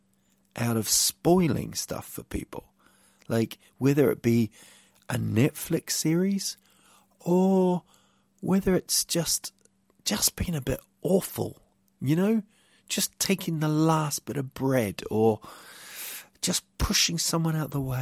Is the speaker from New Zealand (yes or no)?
yes; New Zealand; moved away; growing up in New Zealand